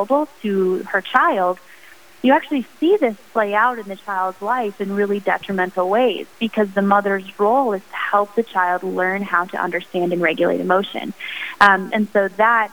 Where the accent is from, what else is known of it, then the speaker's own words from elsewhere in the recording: Sioux Falls, South Dakota, United States; I am from Sioux Falls, South Dakota, where I now reside with my husband